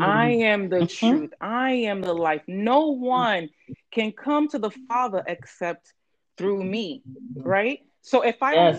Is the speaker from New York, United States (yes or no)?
yes; New York City, New York, United States; I born and raised in the Bronx, a Bronx girl to Nigerian parents